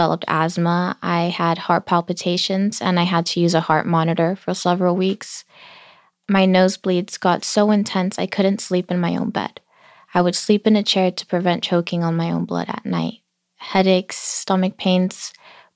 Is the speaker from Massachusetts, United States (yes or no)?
no; Los Angeles, California, United States; I grew up in South Los Angeles in this beautiful, vibrant community in between Staples Center